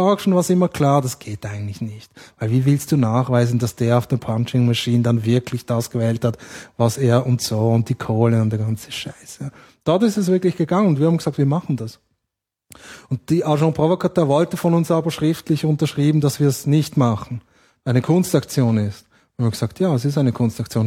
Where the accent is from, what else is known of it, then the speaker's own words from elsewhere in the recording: Switzerland; ich bin Schweizer, also ich bin Schweizer Amerikaner, aber in der Schweiz aufgewachsen